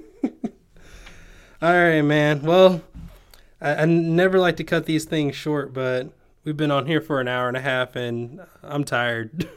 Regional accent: Tennessee, United States; my accent comes out when I talk to you 'cause everyone else is like, "Oh, hey, you're from, you're from Tennessee."

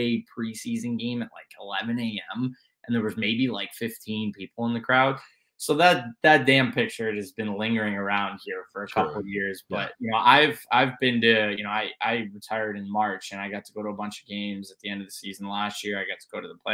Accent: South Florida, United States; moved away; Growing up in Florida

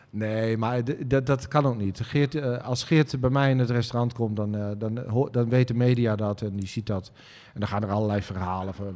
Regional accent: Twente, Overijssel, Netherlands; ik ben een Twentse, uh, jongen

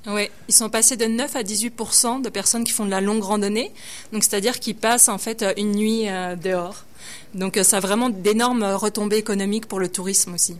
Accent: countryside in eastern France, near Dijon, Bourgogne-Franche-Comté, France; moved away as an adult; now in Quebec, Canada; je viens de, euh, la pleine campagne, en fait, dans l'est de la France, vers Dijon

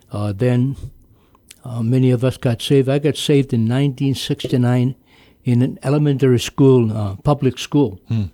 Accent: Pohnpei, Micronesia; Yes, I was... I've never been away from Pompeii

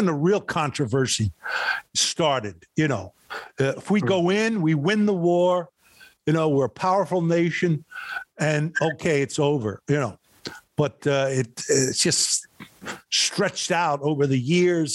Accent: New York City, New York, United States; I was born in Brooklyn, New York

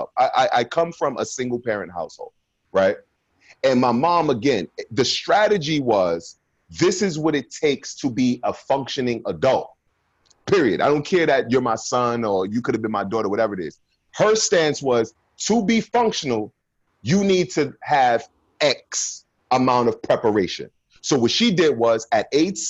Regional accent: Brooklyn, New York, United States; growing up in Brooklyn at 16 years old at that time, gang violence and everything like

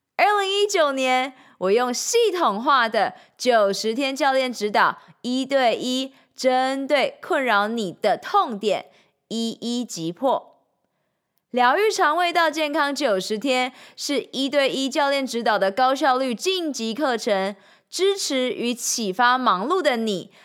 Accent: Changhua County, Taiwan; moved away as an adult; also born or lived in Shanghai; now in Taipei, Taiwan; 三年前，我从上海搬回台湾 从彰化老家上台北拼人生

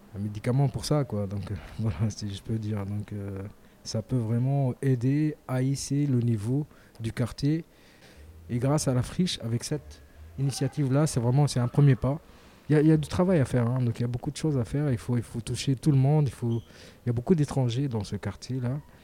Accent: Tunisia; now in Marseille, France; je suis originaire de la Tunisie

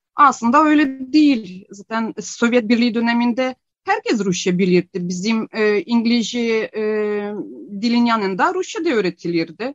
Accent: Ukraine; born or raised there; first language Ukrainian; Turkish is a second language; moved away as an adult; now in Turkey

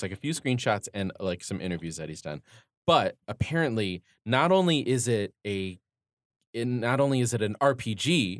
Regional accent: Detroit, Michigan, United States; which was partially based in my hometown in Detroit

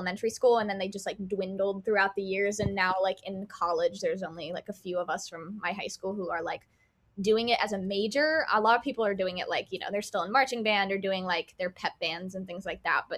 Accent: Pottstown, Pennsylvania, United States; moved away as an adult; now in Boston, United States; Pottstown, Pennsylvania. It's like 30 minutes like west of Philadelphia

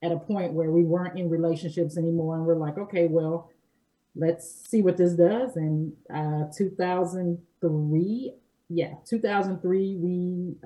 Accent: Gary, Indiana, United States; we grew up here, we're not strangers

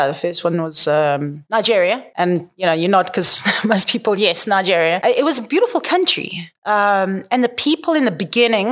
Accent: South Africa; moved away; We're South African

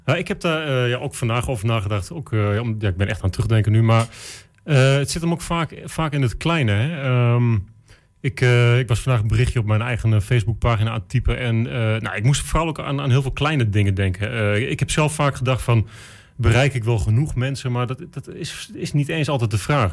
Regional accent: Enschede, Overijssel, Netherlands; ik ben een Enschedeër

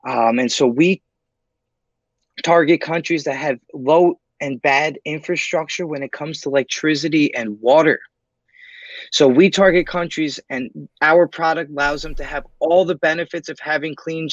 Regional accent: New York City, New York, United States; I'm born and raised in New York City

